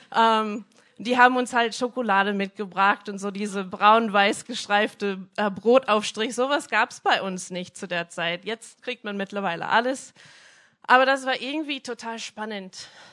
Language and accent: German; Minnesota, United States; German is a second language; moved away; ich bin in einem kleinen Dorf aufgewachsen in Amerika, so 60 Einwohner, mitten auf dem Land. Ähm, ich komme aus Minnesota